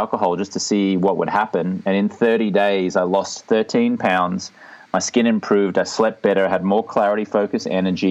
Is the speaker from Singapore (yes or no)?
no; Australia; moved away as an adult; now in Venice Beach, United States; I'm from Australia, but I live in Venice Beach, California.